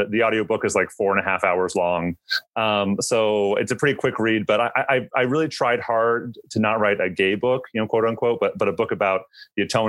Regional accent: Seattle, Washington, United States; I grew up in the Seattle area.

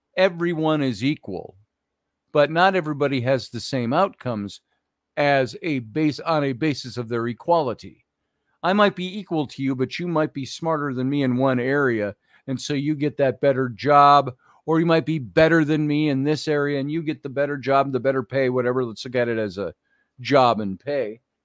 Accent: Minneapolis, Minnesota, United States; I grew up in Minneapolis

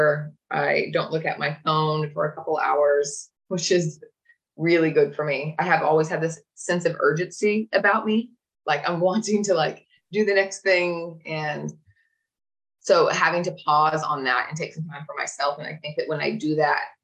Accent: Oklahoma, United States; I grew up in Oklahoma in middle America

